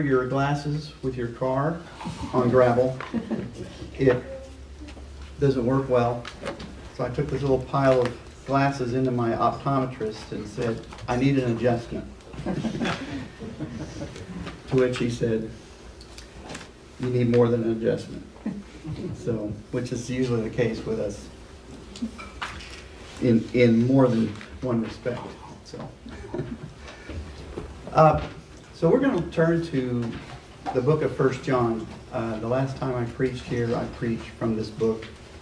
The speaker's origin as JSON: {"language": "English", "town": "Liberty", "region": "Missouri", "country": "United States", "tie": "born or raised there", "moved": "as an adult", "said": "I'm from Liberty. I spent the first 18 years of my life there and moved here in 81"}